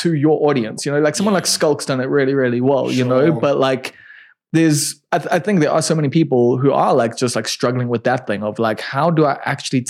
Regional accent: Durban, KwaZulu-Natal, South Africa; I'm from Durban

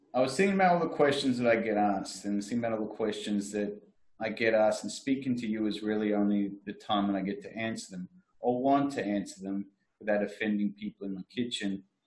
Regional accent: Frankston, Victoria, Australia; I am from Frankston

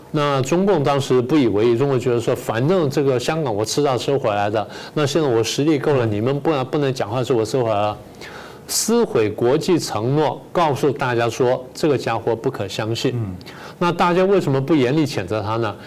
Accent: Taiwan; 我们台湾人自己

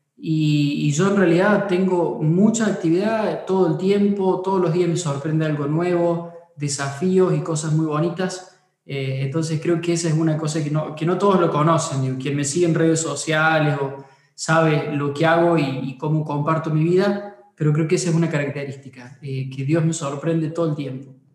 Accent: Córdoba, Argentina; soy cordobés

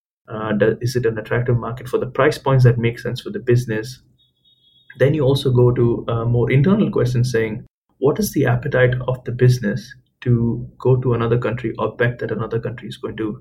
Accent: India; moved away; I'm Indian, I've grown up in India

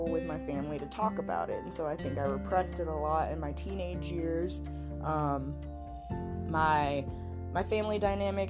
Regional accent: Georgia, United States; moved away as an adult; now in Colorado, United States; I was born and raised in Georgia. I lived there for 22 years

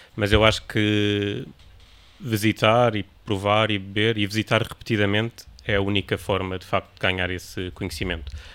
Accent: Lisbon, Portugal; eu não sou do Porto, portanto voltei para Lisboa

